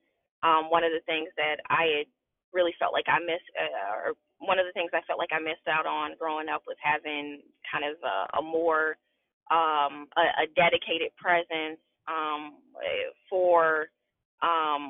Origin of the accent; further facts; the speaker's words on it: Chicago, Illinois, United States; moved away as an adult; now in West Central Indiana, United States; I was born and raised in Chicago